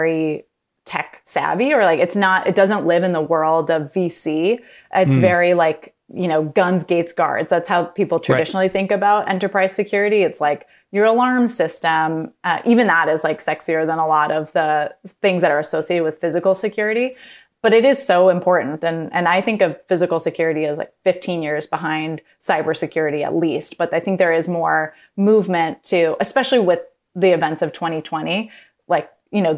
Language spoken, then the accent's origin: English; San Francisco, California, United States; moved away as an adult; also born or lived in Mexico City; I grew up in San Francisco